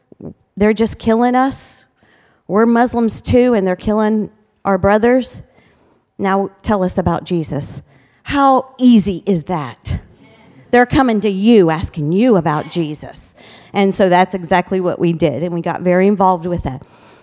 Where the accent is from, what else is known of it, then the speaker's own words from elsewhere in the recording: Ghana; also born or lived in Cameroon / Botswana; Like I said, I was raised in Ghana, West Africa. And then the Lord placed a missionary call on Pat and my life. And we went to Africa first. We were there for 18 years in Cameroon and Botswana.